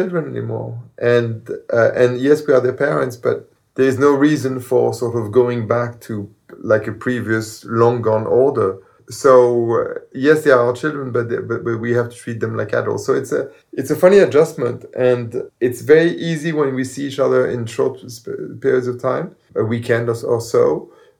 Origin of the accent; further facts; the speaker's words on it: Paris, Île-de-France, France; moved away as an adult; now in United States; I grew up in Paris, in the left bank of Paris, in Saint-Germain-des-Prés